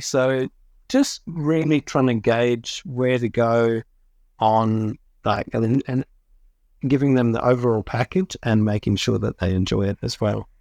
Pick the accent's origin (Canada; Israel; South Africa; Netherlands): South Africa; moved away as an adult; I grew up in South Africa